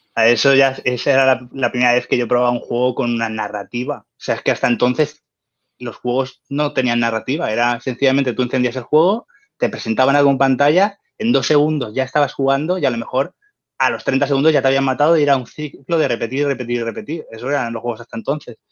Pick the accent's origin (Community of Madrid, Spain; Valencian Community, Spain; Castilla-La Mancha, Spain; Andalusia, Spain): Valencian Community, Spain; soy un valenciano nacido en los 80